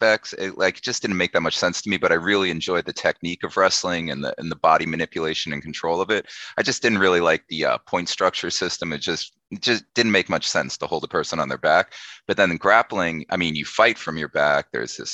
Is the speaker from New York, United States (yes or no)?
yes; Syosset, New York, United States; also born or lived in Huntington, New York; I live in Huntington. I grew up in Syosset